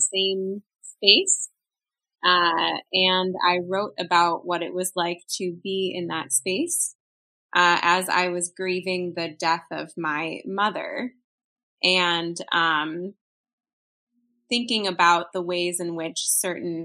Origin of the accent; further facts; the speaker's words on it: Chicago, Illinois, United States; I grew up in Chicago, Illinois